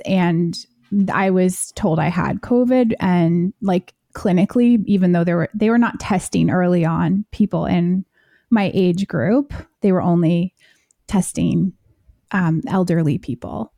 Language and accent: English; United States; I am American